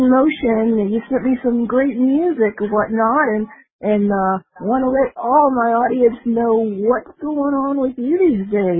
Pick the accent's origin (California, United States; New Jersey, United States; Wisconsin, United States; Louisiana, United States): New Jersey, United States; New Brunswick; I'm from New Brunswick, New Jersey